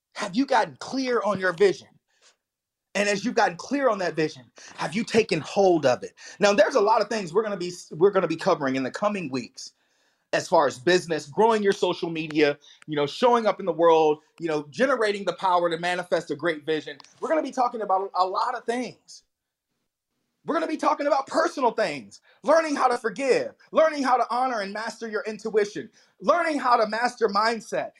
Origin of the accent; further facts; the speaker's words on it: the Bible Belt, Southern United States, United States; And I grew up in the Bible Belt, but it was hellfire and brimstone. I was Southern Baptist all the way